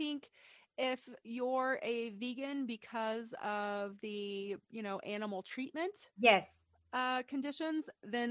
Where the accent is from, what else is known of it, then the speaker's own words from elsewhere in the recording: East Tennessee, United States; I'm from East Tennessee, a very rural and agricultural place.